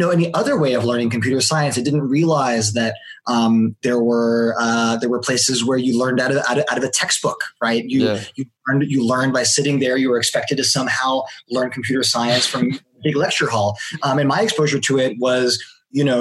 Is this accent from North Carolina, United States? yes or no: no; Palo Alto, California, United States; I was born and raised in Palo Alto, California.